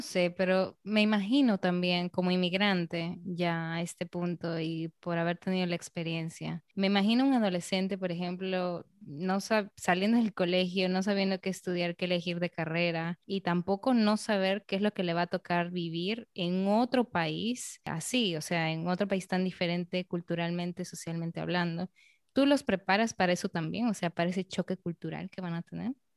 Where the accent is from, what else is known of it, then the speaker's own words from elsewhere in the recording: Peru; en mi propia ciudad, en Perú